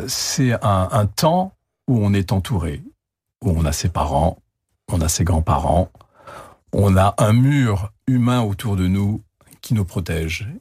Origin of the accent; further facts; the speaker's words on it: Algeria; moved away; Moi, j'étais en Algérie, je suis né en Algérie.